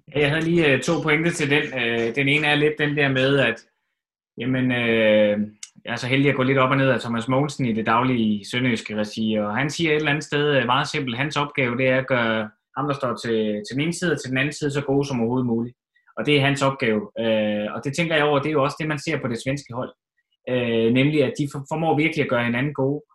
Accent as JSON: {"language": "Danish", "country": "Denmark"}